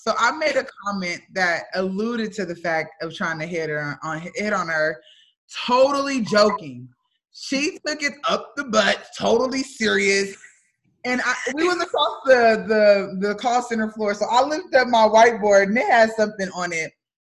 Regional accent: North Carolina, United States; I'm from North Carolina.

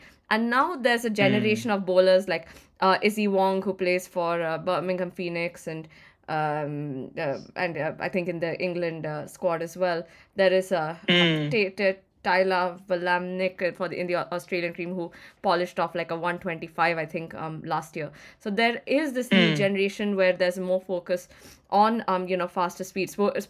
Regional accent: Chennai, Tamil Nadu, India; I mean, I am from Chennai.

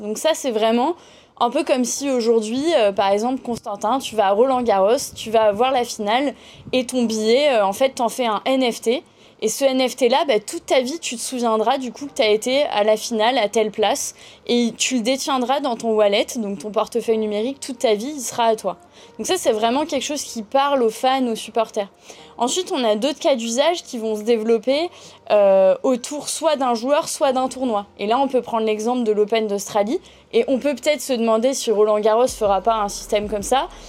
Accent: Toulon, Provence-Alpes-Côte d'Azur, France; j'ai eu la chance d'évoluer dans le sud euh, puisque je viens de Toulon

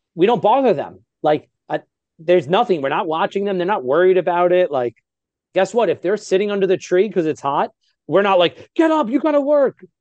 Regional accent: New York, United States; I'm from New York, so I speak really, really fast

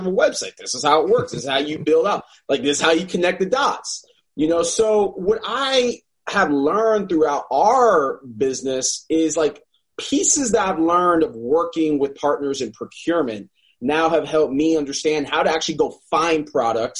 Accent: South Florida, United States; now in North Carolina, United States; I'm from South Florida

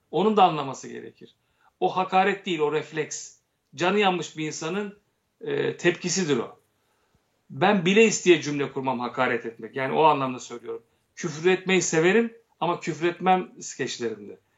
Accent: Turkey; Ben Türk'üm. Önce Ermeni diyeceğim ben.

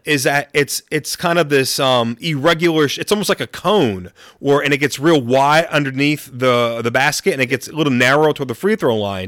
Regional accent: Gainesville, Florida, United States; also born or lived in upstate New York; now in Auckland, New Zealand; my, my whole family basically is from u, upstate New York. So, um, even though I was born in Florida

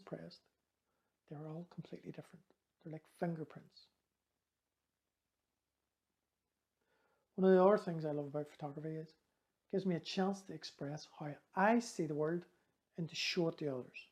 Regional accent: Belfast, Northern Ireland, United Kingdom; I was growing up in West Belfast at the height of the Troubles.

